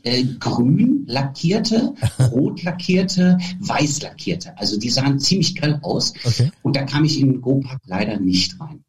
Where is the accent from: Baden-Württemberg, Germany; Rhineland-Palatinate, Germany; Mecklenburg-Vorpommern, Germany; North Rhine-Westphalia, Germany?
North Rhine-Westphalia, Germany; Bad Oeynhausen; aus dem kleinen Ort, wo ich groß geworden bin. Das ist ja ähm, in Bad Oeynhausen, mhm. so Herford-Löhne, so in der Gegend Ostwestfalen